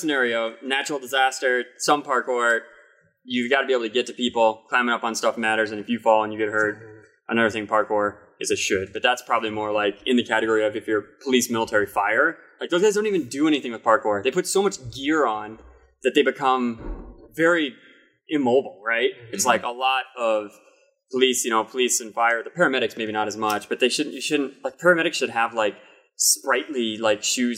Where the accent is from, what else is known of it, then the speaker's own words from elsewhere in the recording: Iowa, United States; accent: Midwestern; moved away; Iowa got hit by a hurricane, inland hurricane. My hometown